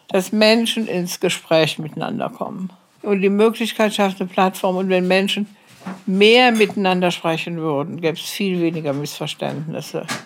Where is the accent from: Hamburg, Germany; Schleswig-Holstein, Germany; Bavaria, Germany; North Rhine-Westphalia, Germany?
North Rhine-Westphalia, Germany; Cologne; moved away as an adult; now in Eritrea; bin ja Kölnerin.